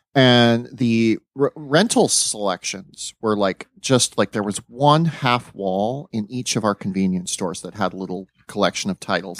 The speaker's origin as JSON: {"language": "English", "region": "South Dakota", "country": "United States", "tie": "born or raised there", "said": "I grew up in South Dakota"}